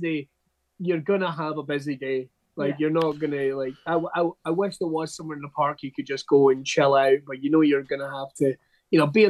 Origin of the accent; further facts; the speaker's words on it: Scotland, United Kingdom; I'm Scottish